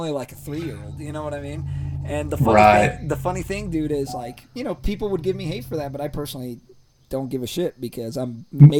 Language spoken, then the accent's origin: English; Ecuador; moved away; so I grew up down in Ecuador, right?